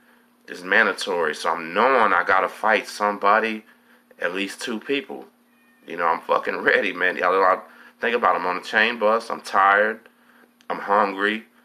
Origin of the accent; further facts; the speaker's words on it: Galveston, Texas, United States; Where you from? I say, I'm from Galveston.